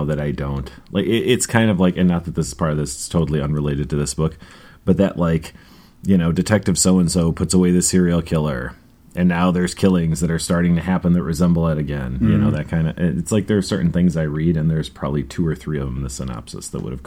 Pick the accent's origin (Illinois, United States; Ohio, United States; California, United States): Illinois, United States; Chicago; been born and raised in Chicago